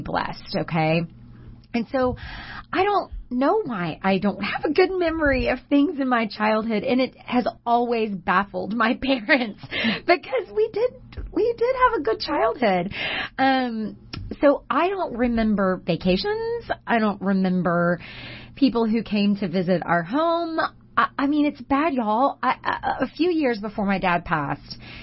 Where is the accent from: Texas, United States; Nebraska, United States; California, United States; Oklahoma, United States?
Texas, United States; Humble; I cannot go anywhere in my hometown